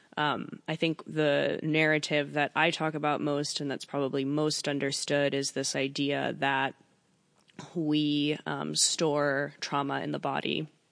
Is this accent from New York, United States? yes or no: yes; New York, United States; I'm from New York